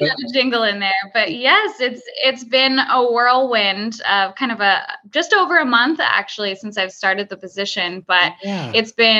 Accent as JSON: {"language": "English", "town": "Whittier", "region": "California", "country": "United States", "tie": "born or raised there", "said": "Yeah, I grew up in Southern California, in kind of a suburb of LA called Whittier."}